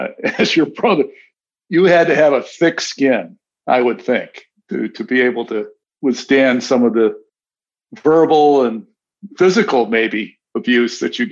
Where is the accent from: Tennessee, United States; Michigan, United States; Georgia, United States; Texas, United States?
Michigan, United States; Detroit; moved away; I remember I grew up in Detroit.